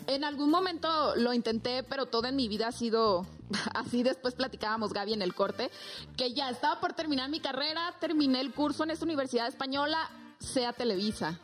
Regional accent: Zamora, Michoacán, Mexico; la Reina de Zamora, que es el municipio de donde yo soy

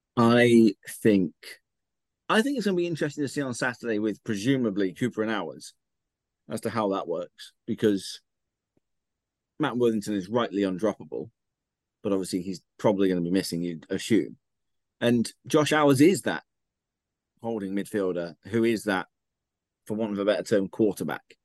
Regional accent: Ilminster, South West England, United Kingdom; I'm from Ilminster

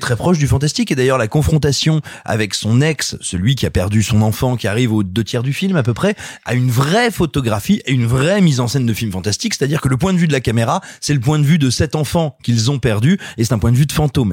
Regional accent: Clermont-Ferrand, Auvergne-Rhône-Alpes, France; J'ai grandi à Clermont-Ferrand

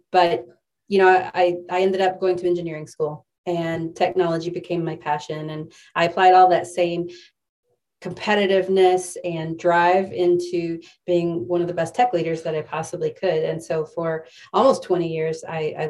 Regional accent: West Texas, United States; I grew up in West Texas, where sports was everything

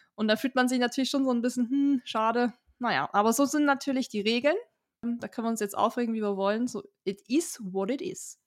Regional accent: Germany; Wir als Deutsche

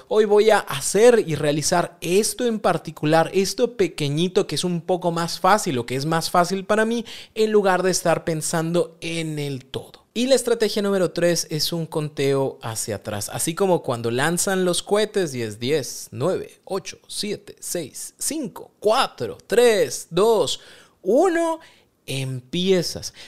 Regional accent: Mexico; Como buen mexicano

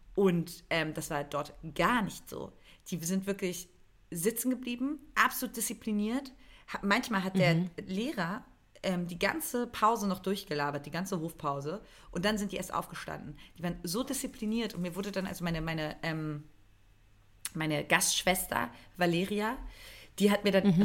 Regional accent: eastern Germany, Germany; Ich bin im Osten aufgewachsen

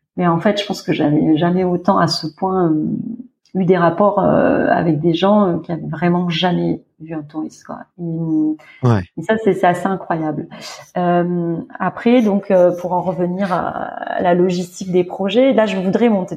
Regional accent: France; moved away as an adult; also born or lived in Doha, Qatar; now in Riyadh, Saudi Arabia; nous, on est français

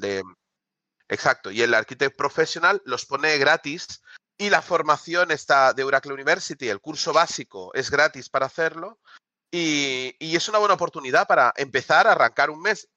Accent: Barcelona, Catalonia, Spain; yo soy de Barcelona

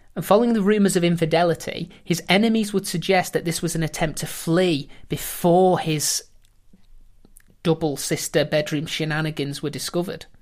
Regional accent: England, United Kingdom; we being the English

